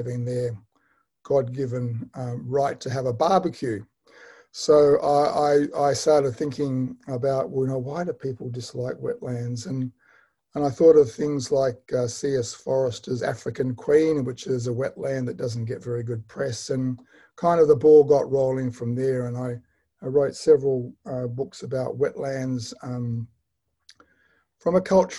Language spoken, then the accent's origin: English; Perth, Western Australia, Australia; moved away as an adult; now in Melbourne, Australia; I'm from Perth originally. I lived most of my life in Perth, and I retired about 6 years ago to move to Melbourne